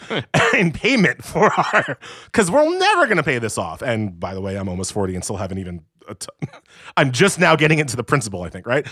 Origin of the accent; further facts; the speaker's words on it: New York, United States; I'm from New York